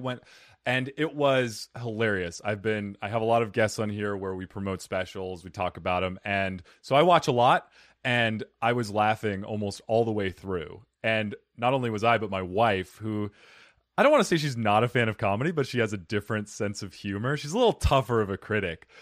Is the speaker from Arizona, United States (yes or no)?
yes; Arizona, United States; moved away; also born or lived in New Jersey; I'm from Arizona originally, but I lived for seven years in New Jersey and worked in New York